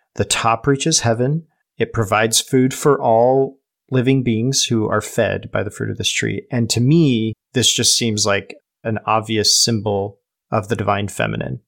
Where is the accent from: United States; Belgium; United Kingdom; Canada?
United States; We're not English, we're American